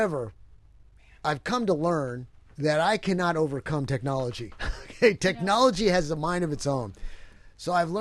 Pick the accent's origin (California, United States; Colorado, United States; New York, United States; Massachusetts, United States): New York, United States; Poughkeepsie; my hometown of Poughkeepsie.